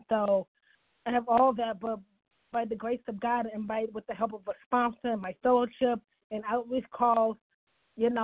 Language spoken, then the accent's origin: English; Cleveland, Ohio, United States; in my hometown, in Cleveland